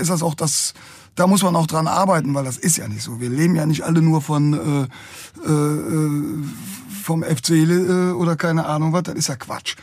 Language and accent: German; Cologne, North Rhine-Westphalia, Germany; wenn du als Kölner unterwegs